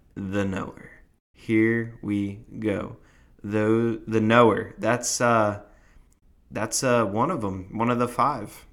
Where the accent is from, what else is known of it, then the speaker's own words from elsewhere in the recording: New Jersey, United States; I am from Jersey